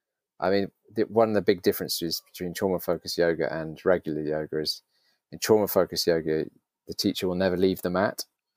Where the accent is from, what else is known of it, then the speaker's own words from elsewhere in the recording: London, United Kingdom; Yes, I grew up in England. So I've lived in London since I was about 5 or 6 years old. So London's my home.